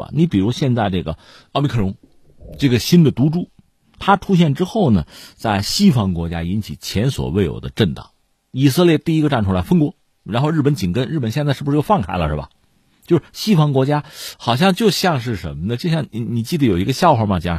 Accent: Hebei, China; 我们是河北人啊，

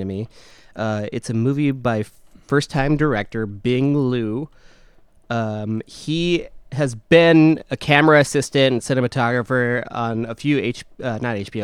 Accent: Midwest, United States; we're from the Midwest

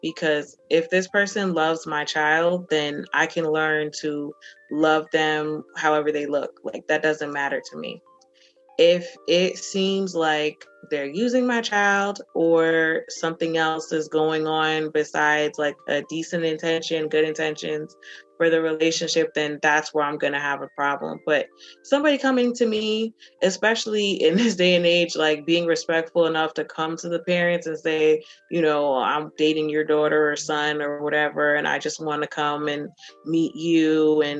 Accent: New Jersey, United States; I grew up in Jersey, he grew up in Maryland, which is also pretty diverse

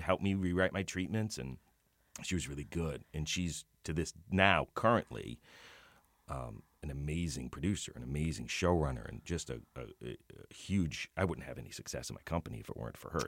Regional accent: Boston, Massachusetts, United States; I grew up in Boston

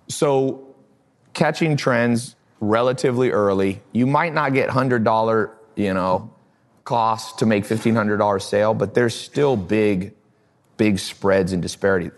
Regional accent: Long Beach, California, United States; moved away; also born or lived in the South (US); I was born in Los An-, Long Beach, California. So I wasn't used to these sayings.

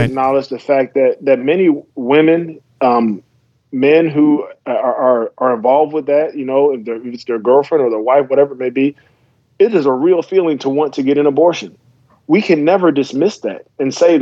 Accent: South Carolina, United States; moved away; also born or lived in Virginia; I went to high school in South Carolina after moving there from Virginia

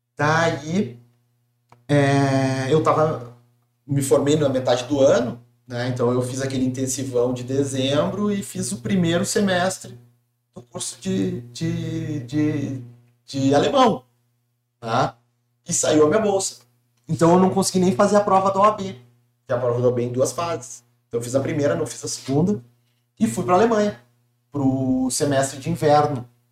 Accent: Porto Alegre, Rio Grande do Sul, Brazil; also born or lived in Germany; now in Florianópolis, Brazil; Eu, eu sou gaúcho, de Porto Alegre. Atualmente, já há alguns anos, moro em Floripa

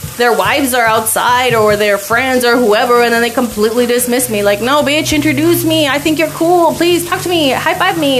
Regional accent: El Paso, Texas, United States; now in Glendale, United States; I come from El Paso, Texas, and everybody just like bumps into each other

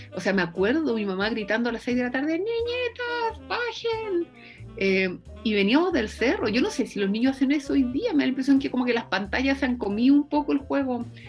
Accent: Concepción, Biobío, Chile; also born or lived in Santiago; porque venía del sur, porque no sabían dónde yo vivía, o sea, no sabían dónde quedaba Concepción

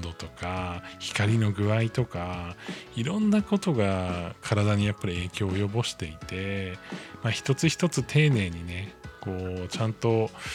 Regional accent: Hokkaido, Japan; also born or lived in Tokyo; now in Kanagawa, Japan; 僕、出身が北海道なんですけれども

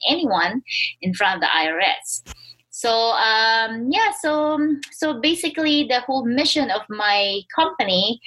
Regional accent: Philippines; moved away as an adult; now in United States; I was born and raised in the Philippines

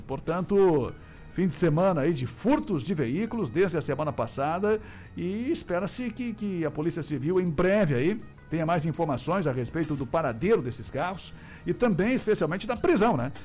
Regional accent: Brazil; a gente também como brasileiro, por mais que seja brasileiro

